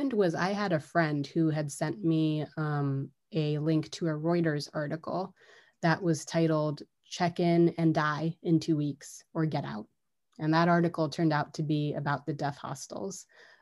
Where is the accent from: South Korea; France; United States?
United States; I was born and raised and educated in the United States